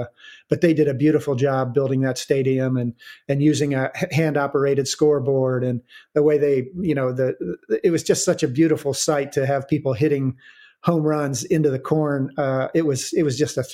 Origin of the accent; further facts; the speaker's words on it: Wadsworth, Ohio, United States; I'm from Ohio